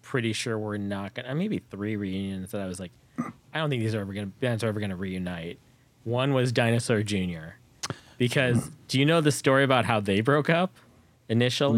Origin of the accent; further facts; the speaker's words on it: Bay Area, California, United States; I grew up in the Bay Area too